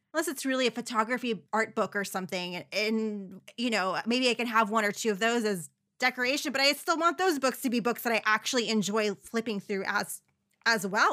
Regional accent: New York City, New York, United States; I was a New Yorker

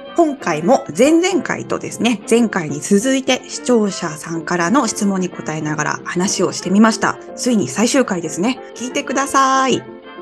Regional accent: Japan; moved away as an adult; たった2年でも日本の社会でもう、うんガチガチになんか上下、 上下関係ゴリゴリのとことかで働いてた

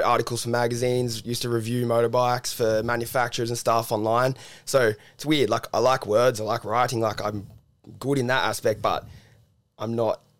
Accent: Cronulla, New South Wales, Australia; I'm from the beaches, like I'm from Cronulla originally

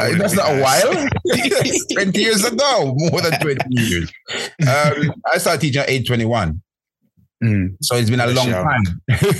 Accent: Jamaica; moved away; I grew up in Jamaica, and our thing when I was growing up back home is about going to school

